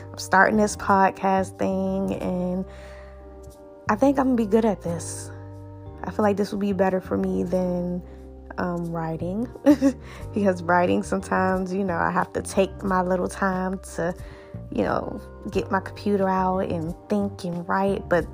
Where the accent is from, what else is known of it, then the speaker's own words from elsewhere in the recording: Washington, District of Columbia, United States; also born or lived in Georgia; moved back to my hometown in Washington, D.C.